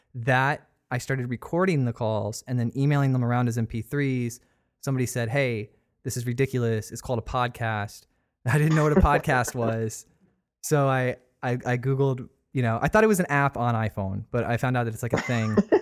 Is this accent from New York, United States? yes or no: no; Sarasota, Florida, United States; I was actually born here. Like, I'm a native.